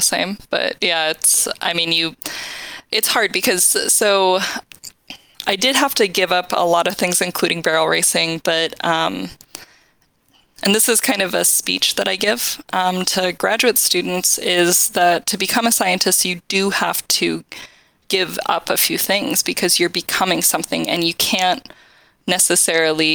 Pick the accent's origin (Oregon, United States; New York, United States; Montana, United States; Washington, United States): Montana, United States; Huntley; moved away as an adult; also born or lived in Utah; I grew up in a tiny town in Montana called Huntley, Montana, which is less than 500 people.